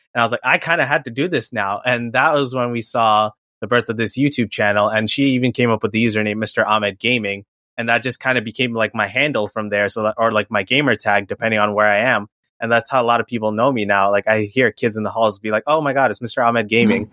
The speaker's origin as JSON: {"language": "English", "town": "New York City", "region": "New York", "country": "United States", "tie": "born or raised there", "said": "I also grew up in New York City, born and raised in Queens"}